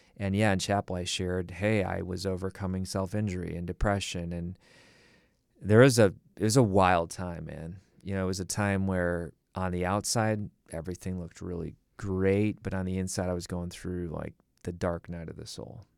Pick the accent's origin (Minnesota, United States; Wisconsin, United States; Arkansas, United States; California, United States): Wisconsin, United States; Milwaukee; I grew up in Milwaukee, Wisconsin